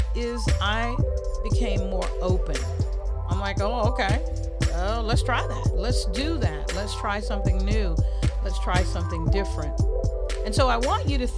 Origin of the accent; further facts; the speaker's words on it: the South, United States; just a regular sister from the South. I tell folks I am a proud country girl. I love being a Southern girl. I'm a Southerner.